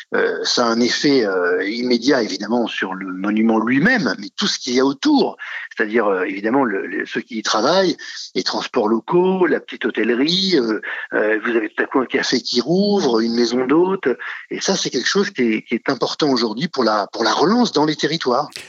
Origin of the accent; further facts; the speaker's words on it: Normandy, France; c'est en Normandie, c'est ma région. Hein. je suis normand.